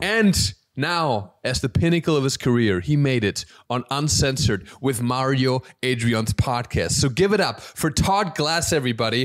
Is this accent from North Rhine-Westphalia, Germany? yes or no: no; Alpirsbach im Hochschwarzwald, Baden-Württemberg, Germany; moved away; so my hometown, it's a small town in Germany called Alpis Bach im Hochschwarzwald